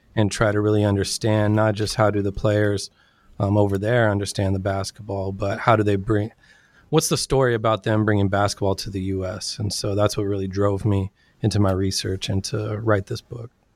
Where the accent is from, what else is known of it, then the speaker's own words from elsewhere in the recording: Sacramento, California, United States; also born or lived in San Diego; I was born and raised in Sacramento, California